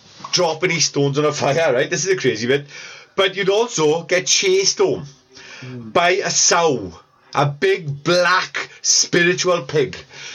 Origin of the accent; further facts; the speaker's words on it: Welsh, Wales, United Kingdom; we're all Welsh